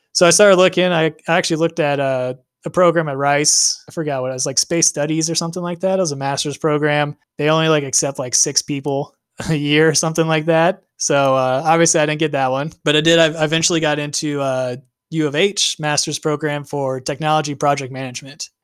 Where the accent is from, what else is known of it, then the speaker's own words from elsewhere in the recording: Houston, Texas, United States; also born or lived in Atlanta, Georgia; I was born and raised here in Houston